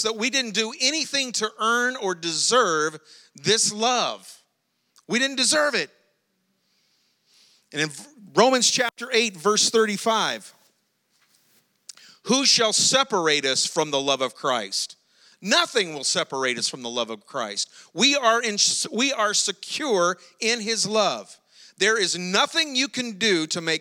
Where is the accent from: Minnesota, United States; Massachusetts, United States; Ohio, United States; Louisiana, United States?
Louisiana, United States; South; we're from South Louisiana, but we're not from that far, South Louisiana